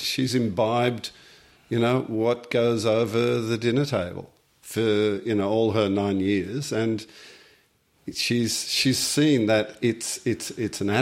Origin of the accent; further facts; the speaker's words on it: Australia; we as the Australian nation